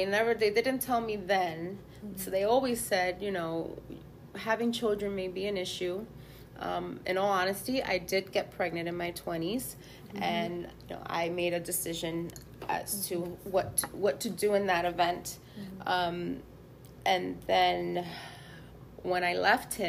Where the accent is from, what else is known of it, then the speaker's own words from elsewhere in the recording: New York, United States; I grew up in New York in the height of the clubs and ecstasy